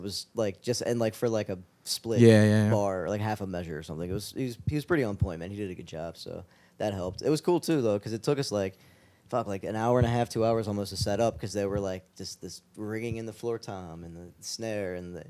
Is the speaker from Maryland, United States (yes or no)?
yes; Carroll County, Maryland, United States; I grew up in Carroll County.